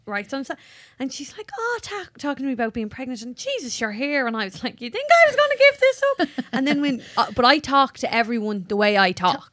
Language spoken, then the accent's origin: English; Ireland; accent: Irish; my Irish voice